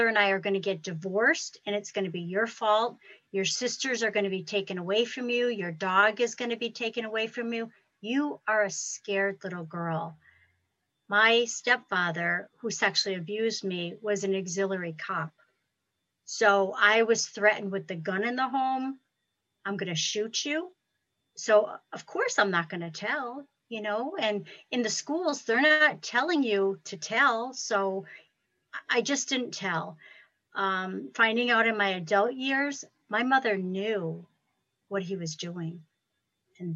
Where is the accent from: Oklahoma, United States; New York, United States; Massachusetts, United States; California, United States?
Massachusetts, United States; Ludlow; I'm from Ludlow, Massachusetts